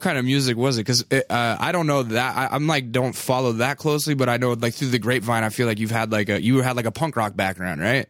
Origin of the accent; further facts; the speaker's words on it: Alaska, United States; I'm from Alaska